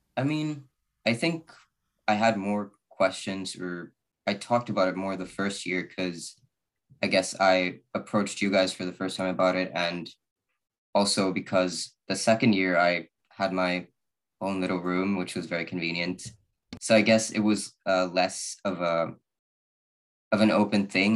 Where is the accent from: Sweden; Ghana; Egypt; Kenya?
Sweden; I'm from Sweden.